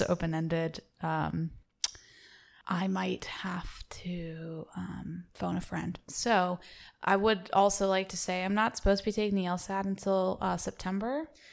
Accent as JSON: {"language": "English", "region": "the South", "country": "United States", "accent": "Southern", "said": "being from the South, I like to do my Southern accent a lot."}